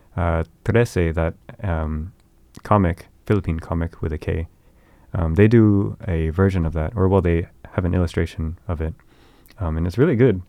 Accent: Bay Area, California, United States; in that hometown that I was from in the Bay Area

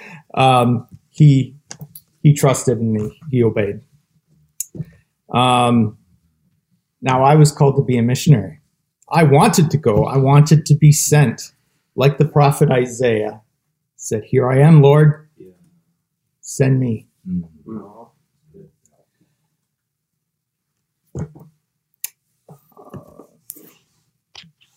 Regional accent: Ontario, Canada; now in British Columbia, Canada; In 2009 is when I moved back here to BC. I'm originally from Ontario, and we settled here

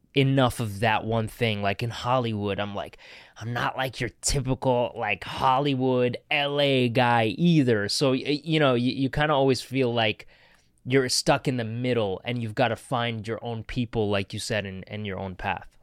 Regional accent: Canada; moved away; growing up in Canada, I didn't feel Canadian enough

